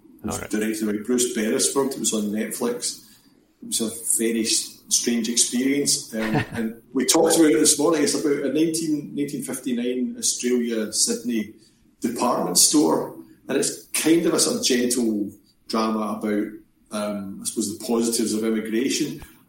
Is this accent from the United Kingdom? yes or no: yes; Glasgow, Scotland, United Kingdom; I'm from Glasgow.